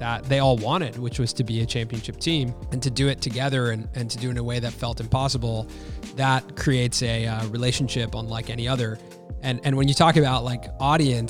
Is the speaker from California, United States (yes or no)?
yes; Los Angeles, California, United States; I grew up in Los Angeles